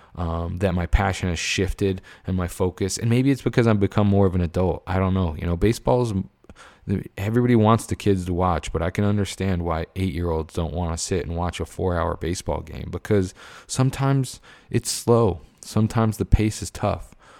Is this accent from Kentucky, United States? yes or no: no; Pennsylvania, United States; moved away as an adult; now in California, United States; I'm from Pennsylvania